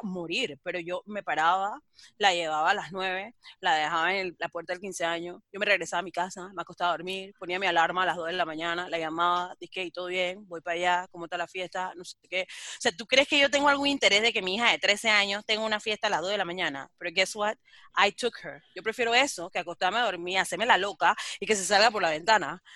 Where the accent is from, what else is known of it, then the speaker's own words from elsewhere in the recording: Colón, Panama; yo soy negra de Colón